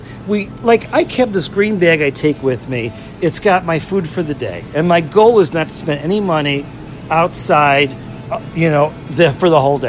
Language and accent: English; Chicago, Illinois, United States; accent: Chicago; I'm from Chicago.